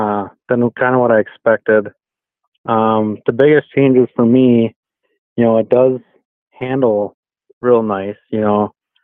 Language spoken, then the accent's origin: English; Crandon, Wisconsin, United States; Antigo is definitely closer to hometown, I guess, and closer to home, but Crandon is definitely my hometown track.